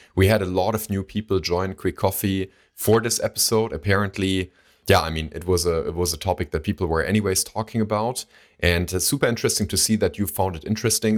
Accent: Baunatal, Hesse, Germany; we still have accounts there. It's, it's a local bank, uh, from my hometown

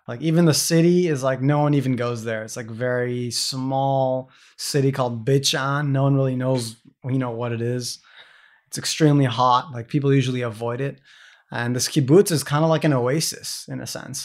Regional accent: San Diego, California, United States; moved away as an adult; I'm this American kid from San Diego, California

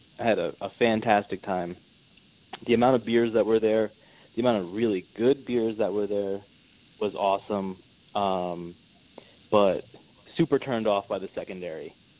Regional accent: Jersey City, New Jersey, United States; I'm Jersey City, New Jersey

